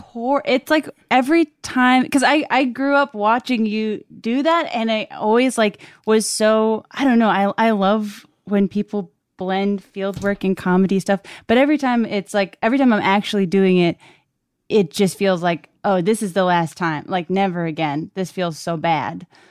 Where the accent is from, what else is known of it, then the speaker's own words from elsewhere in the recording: Brockton, Massachusetts, United States; moved away; I'm from Brockton, Massachusetts.